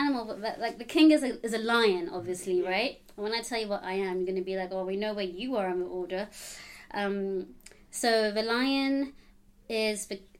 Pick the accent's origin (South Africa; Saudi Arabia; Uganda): Uganda; Buganda; English is a second language; Ugandan. I'm Ugandan, mm-hmm. And I come from Buganda Kingdom.